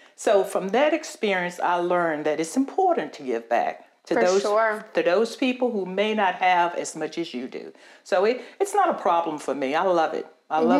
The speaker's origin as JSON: {"language": "English", "area": "Halifax County", "region": "Virginia", "country": "United States", "tie": "born or raised there", "said": "I am a lifelong resident of this county. I grew up here in Halifax County on a little farm down in Wolf Trap, Virginia. I don't know if you know where that is or not, but it's not too far from where I live now, about a mile."}